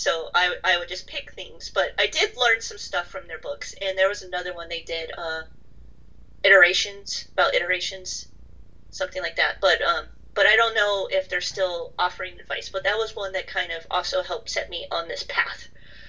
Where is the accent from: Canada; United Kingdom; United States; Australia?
United States; I'm American